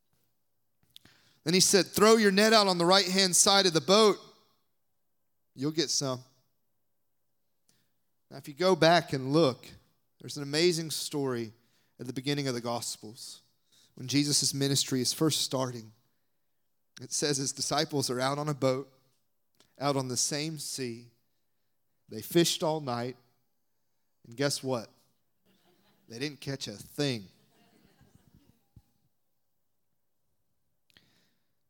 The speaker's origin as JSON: {"language": "English", "region": "the South", "country": "United States", "said": "I'm from the South"}